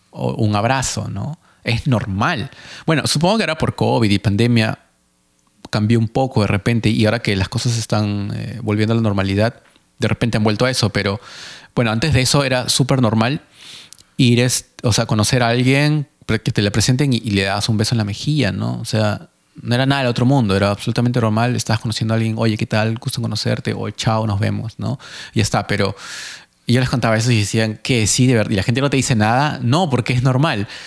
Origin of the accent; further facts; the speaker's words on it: Peru; now in Mississauga, Canada; yo, que soy peruano